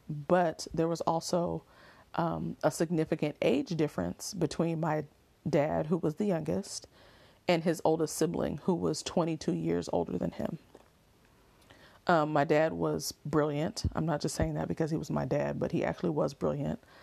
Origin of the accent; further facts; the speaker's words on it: Oakland, California, United States; I'm really from Oakland